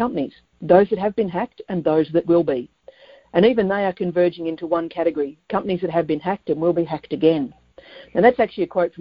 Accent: Australia; also born or lived in Melbourne, Victoria; I'm in Melbourne, Australia

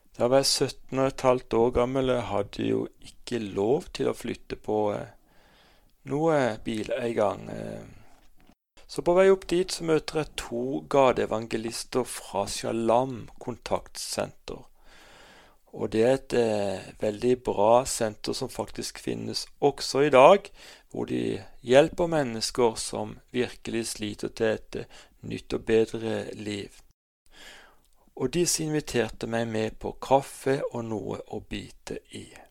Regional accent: Kristiansand, Agder, Norway; Jeg er født og oppvokst i Kristiansand

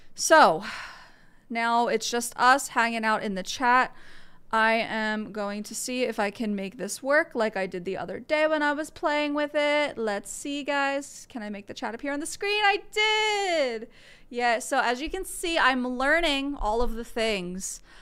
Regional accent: outside of Philadelphia, Pennsylvania, United States; now in Tennessee, United States; I live in Tennessee, but I am from outside of Philadelphia, Pennsylvania.

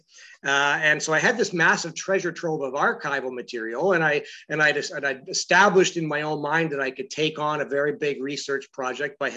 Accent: London, Ontario, Canada; moved away; also born or lived in Edmonton / Toronto; I grew up in London, Ontario

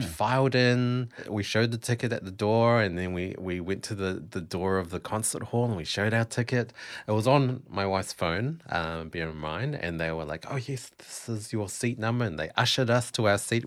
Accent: New Zealand; now in Melbourne, Australia; I am actually a Kiwi.

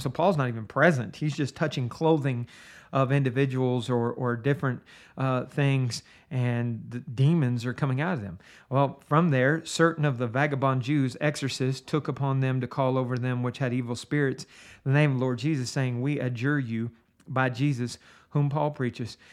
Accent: Steubenville, Ohio, United States; I grew up in Steubenville, Ohio

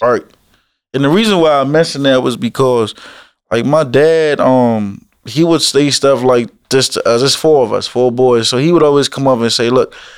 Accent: Alexandria, Virginia, United States; also born or lived in Woodbridge, Virginia; when I was growing up in Alexandria, I didn't really get in much trouble till I moved down to Woodbridge

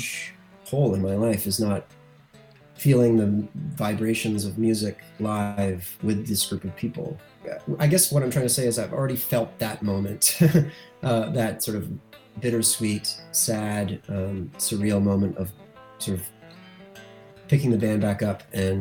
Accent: Lindsay, Ontario, Canada; Tyler and I, as you know, growing up in Lindsay, as young boys

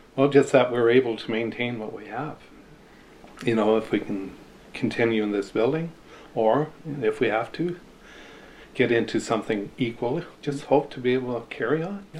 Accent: Texada Island, British Columbia, Canada; I grew up here on Texada and I went to school on the island

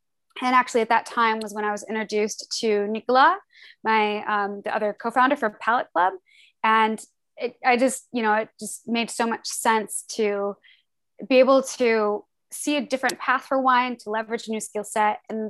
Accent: Des Moines, Iowa, United States; born there; I'm from the Midwest. I was born in Des Moines, Iowa, and lived in like 7 different states growing up all around the Midwest.

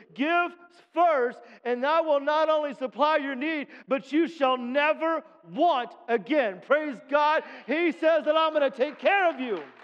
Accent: United States; I'm an American

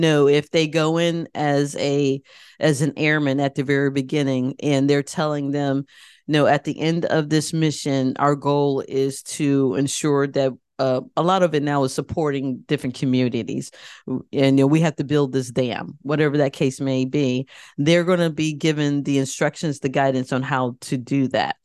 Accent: Connecticut, United States; I grew up in Connecticut

